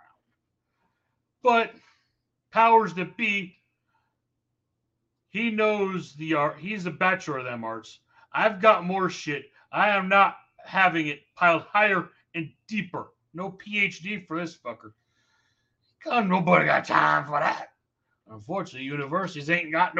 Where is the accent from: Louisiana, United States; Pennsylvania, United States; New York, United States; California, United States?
New York, United States; as a New Yorker